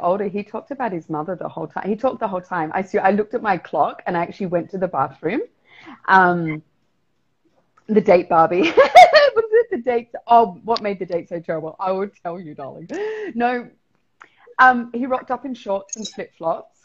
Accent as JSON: {"language": "English", "region": "South Australia", "country": "Australia", "moved": "yes", "lives_now": "Mexico", "said": "I'm from South Australia."}